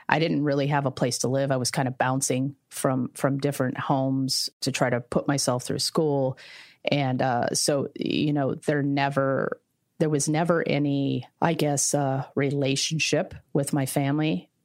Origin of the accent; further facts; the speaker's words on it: Tampa, Florida, United States; I call Tampa home because I went to high school here.